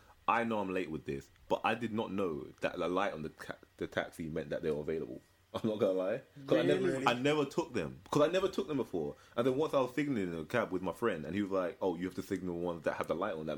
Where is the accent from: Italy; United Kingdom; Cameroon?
United Kingdom; as a British citizen